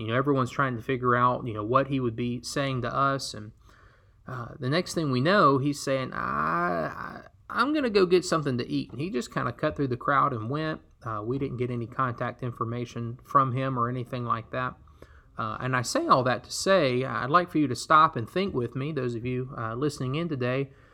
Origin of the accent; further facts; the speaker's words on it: Alabama, United States; I was born and raised in Alabama, the Deep South